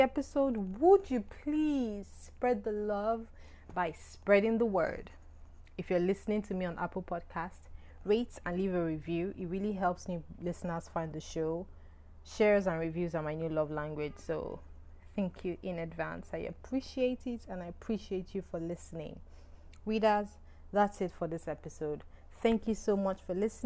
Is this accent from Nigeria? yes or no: yes; Nigeria; I'm Nigerian